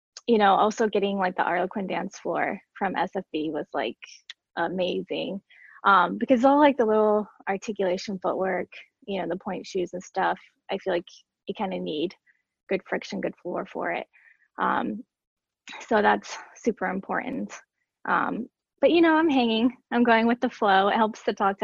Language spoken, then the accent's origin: English; Seneca, South Carolina, United States; I grew up in Seneca, South Carolina, which is like very, very tiny.